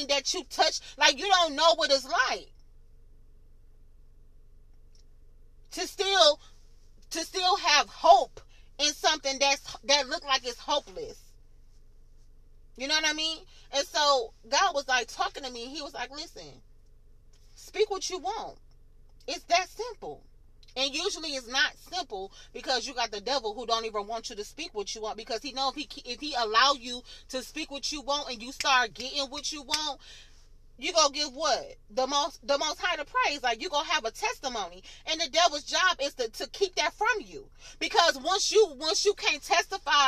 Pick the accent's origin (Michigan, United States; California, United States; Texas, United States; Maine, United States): Michigan, United States; moved away; I'm from Michigan